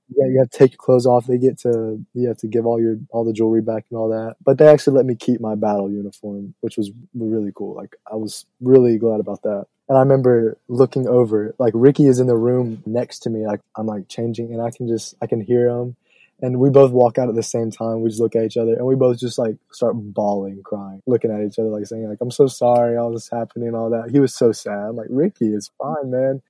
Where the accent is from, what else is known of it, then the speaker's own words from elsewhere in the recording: New Orleans, Louisiana, United States; my hometown